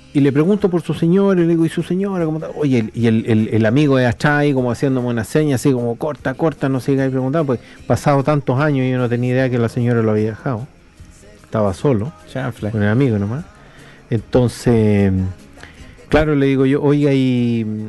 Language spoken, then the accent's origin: Spanish; Chile; moved away; also born or lived in Viña del Mar, Chile / United States; yo después me fui del Cajón del y me fui a vivir a Viña del Mar, me fui a Estados Unidos, regresé y vuelvo así al pueblo visitando la iglesia